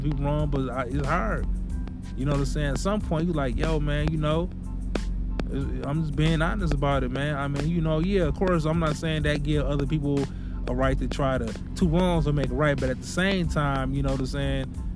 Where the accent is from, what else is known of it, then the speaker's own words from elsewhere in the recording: Milwaukee, Wisconsin, United States; moved away; my hometown in Milwaukee